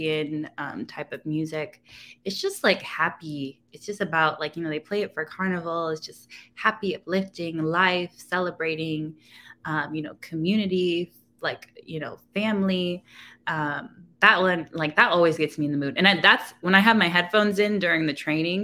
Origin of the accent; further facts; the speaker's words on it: California, United States; moved away as an adult; now in Washington, DC, United States; I'm originally from California